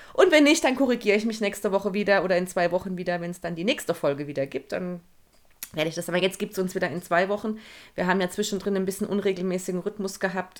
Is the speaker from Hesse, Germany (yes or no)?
yes; Hesse, Germany; also born or lived in Frankfurt; Und ich komme ja sogar aus Hesse.